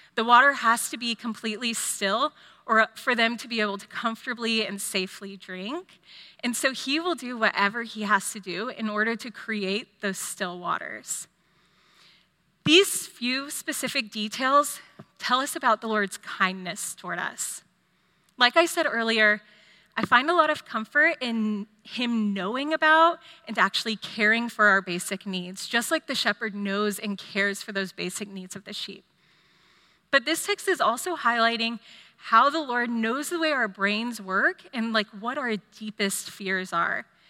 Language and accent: English; Austin, Texas, United States; also born or lived in California; I grew up here in Austin